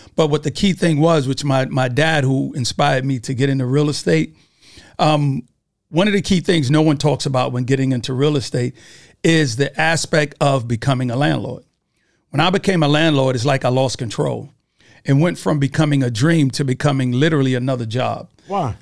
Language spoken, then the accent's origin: English; New York City, New York, United States; from Brooklyn, New York